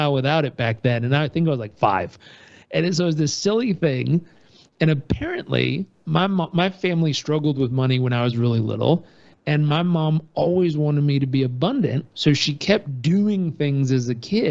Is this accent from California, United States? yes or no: yes; Southern California, United States; I grew up in Southern California with a hardworking dad and family.